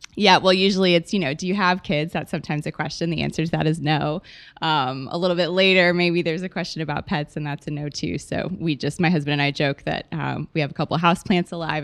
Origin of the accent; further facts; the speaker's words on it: Oklahoma, United States; moved away as an adult; now in Texas, United States; I'm from Oklahoma originally. I've been in Texas, um, for about nine years now, plus four years from college